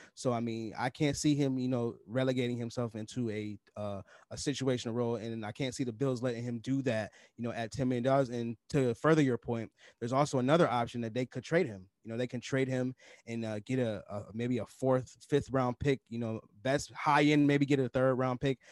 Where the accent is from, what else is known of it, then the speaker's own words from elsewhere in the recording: New York, United States; Up in the north, up in New York, we call it pop